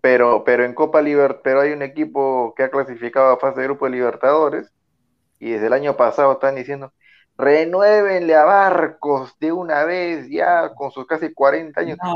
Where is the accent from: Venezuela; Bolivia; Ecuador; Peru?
Peru; somos peruanos